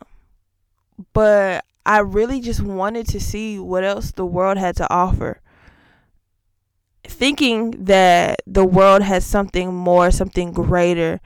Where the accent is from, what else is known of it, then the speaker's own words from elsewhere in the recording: Augusta, Georgia, United States; now in Tulsa, United States; I grew up, I am from Augusta, Georgia. I am a Georgia girl at heart, currently residing in Tulsa, Oklahoma